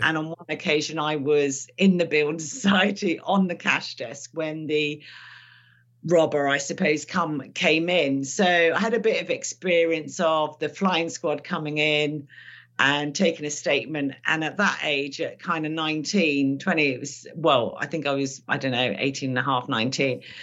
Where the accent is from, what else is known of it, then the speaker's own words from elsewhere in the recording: London, United Kingdom; my parents couldn't speak English when they came here. So I suppose later in life, I realized that actually I learned English probably from my brothers and sisters and from school